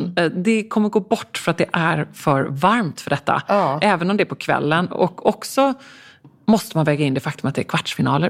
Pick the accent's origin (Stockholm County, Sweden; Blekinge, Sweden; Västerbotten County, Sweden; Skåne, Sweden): Stockholm County, Sweden; Stockholm; nu sitter jag också här som stockholmare